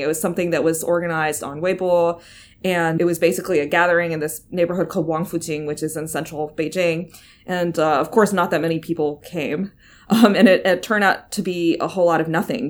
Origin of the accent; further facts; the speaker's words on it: United States; moved away; I'm American